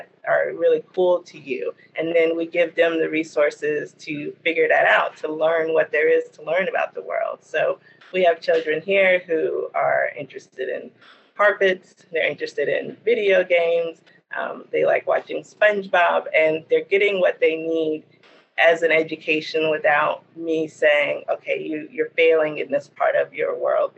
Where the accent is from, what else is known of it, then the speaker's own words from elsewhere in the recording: Gastonia, North Carolina, United States; I grew up here in Gastonia, North Carolina